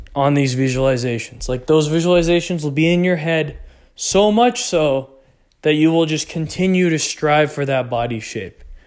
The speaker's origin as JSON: {"language": "English", "region": "Texas", "country": "United States", "tie": "born or raised there", "said": "I grew up in Texas."}